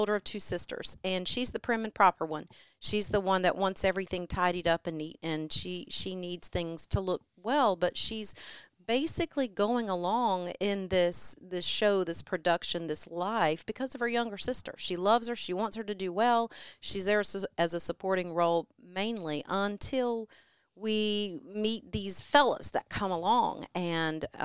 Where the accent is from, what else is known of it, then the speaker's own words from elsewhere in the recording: New Bern, North Carolina, United States; moved away as an adult; also born or lived in Charlotte, North Carolina; I'm from New Bern, born and bred a number of generations there, and did live in Charlotte